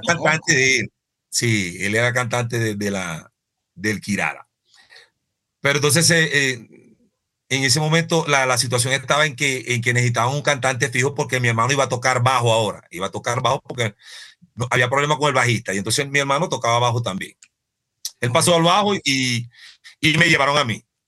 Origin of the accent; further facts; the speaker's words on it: Venezuela; moved away as an adult; now in Colombia; yo soy venezolano.